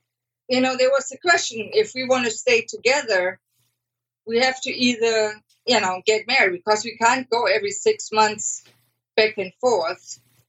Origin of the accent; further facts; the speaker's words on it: Germany; now in Austin, United States; I'm originally from Germany. I'm the out of a family of 10, and I'm number 10.